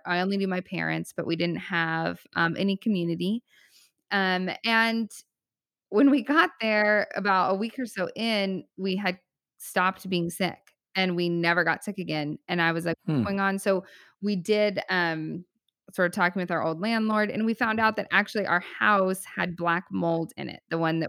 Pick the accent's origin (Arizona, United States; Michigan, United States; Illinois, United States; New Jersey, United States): Arizona, United States; also born or lived in California; I'm from Arizona and California. And I'm like now stuck in this frozen tundra.